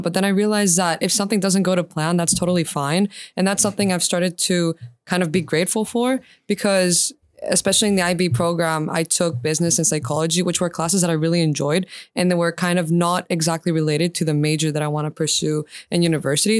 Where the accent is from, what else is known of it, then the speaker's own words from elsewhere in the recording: Attica, Greece; I went to kindergarten in the southern suburbs of Attica